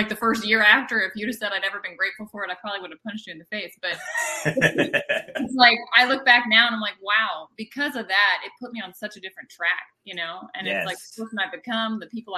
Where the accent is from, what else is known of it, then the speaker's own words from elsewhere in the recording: right outside of Annapolis, Maryland, United States; moved away as an adult; now in Florida, United States; I was born and raised in Maryland, right outside of Annapolis